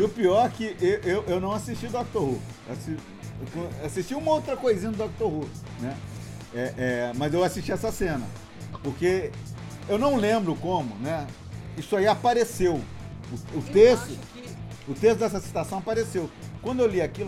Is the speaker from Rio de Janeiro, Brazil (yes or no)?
no; Minas Gerais, Brazil; Eu morava no interior, né? Eu fui criado em Minas